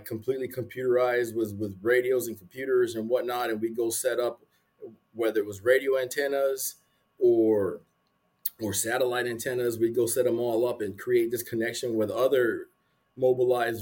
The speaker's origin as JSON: {"language": "English", "town": "San Antonio", "region": "Texas", "country": "United States", "also_born_or_lived": "Arizona", "said": "I'm from San Antonio."}